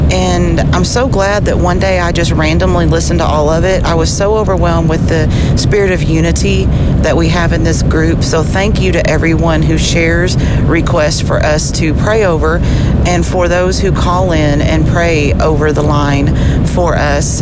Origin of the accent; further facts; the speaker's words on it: Kentucky, United States; now in Nashville, United States; traveling back to Nashville from my hometown in Kentucky